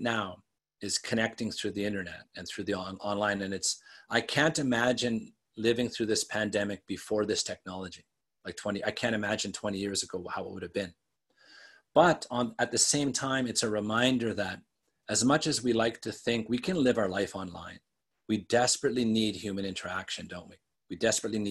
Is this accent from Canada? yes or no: yes; Western Canada, Canada; I grew up in Western Canada